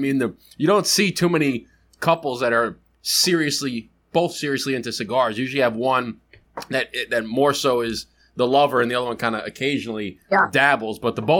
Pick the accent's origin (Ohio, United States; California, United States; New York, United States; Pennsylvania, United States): New York, United States; we're in New York. So you're from Oregon, we're from New York